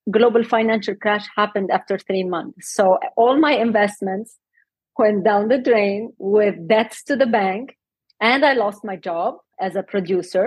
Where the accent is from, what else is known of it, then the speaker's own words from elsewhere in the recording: Lebanon; moved away as an adult; now in Dubai, United Arab Emirates; So actually, I was born and raised in Lebanon, but during the war